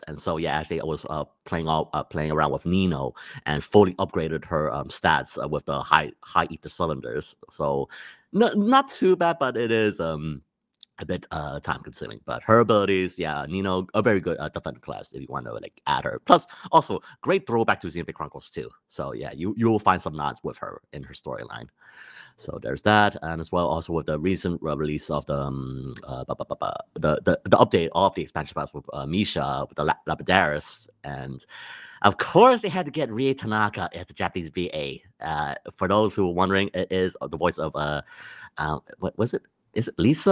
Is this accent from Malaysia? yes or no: yes; Malaysia; born or raised there; moved away